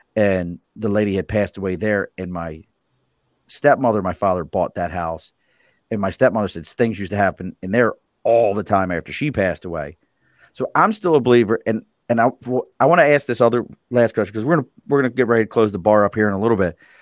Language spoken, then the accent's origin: English; Baltimore, Maryland, United States; now in New York, United States; I grew up in Baltimore City